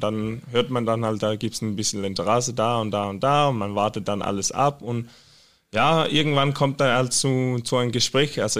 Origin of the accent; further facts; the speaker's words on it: Skive, Central Denmark Region, Denmark; German is a second language; Ja, in Skive. Ich bin in Skive geboren. Das ist so in Midtjylland.